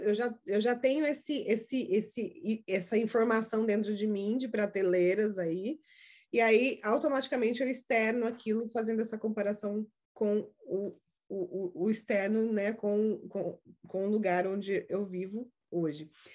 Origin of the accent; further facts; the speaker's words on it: Brazil; now in United States; eu sou do Brasil, você também, do Brasil para cá, né, que uh, eu moro nos Estados Unidos